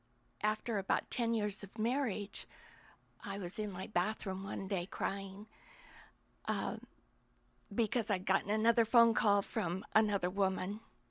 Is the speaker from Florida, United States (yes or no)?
no; Washington, United States; I'm from Washington State.